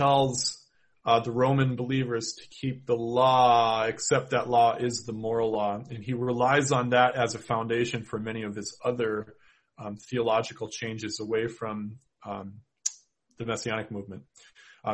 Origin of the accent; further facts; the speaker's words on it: Minnesota, United States; accent: Minnesota; my Minnesota accent